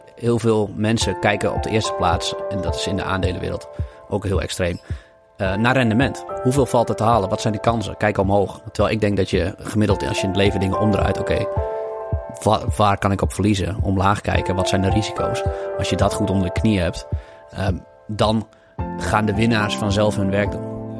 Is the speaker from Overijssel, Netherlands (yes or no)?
yes; Lemelerveld, Overijssel, Netherlands; ik ben in Lemelenveld opgegroeid